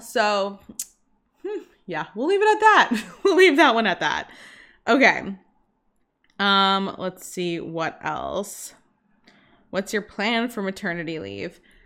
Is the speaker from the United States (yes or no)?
yes; Boston, Massachusetts, United States; now in Bermuda; I'm from Boston, and we used to go back to Boston, like, once a month from Bermuda